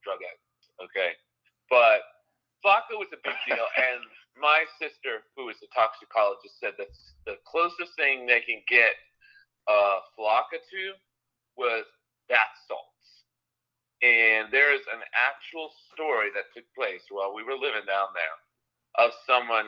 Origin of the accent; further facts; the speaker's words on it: South Florida, United States; I'm from South Florida